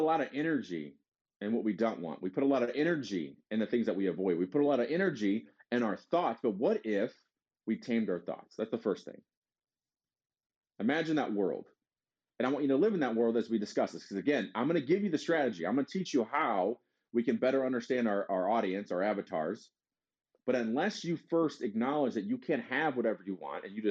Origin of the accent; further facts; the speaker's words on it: Detroit, Michigan, United States; I'm from Detroit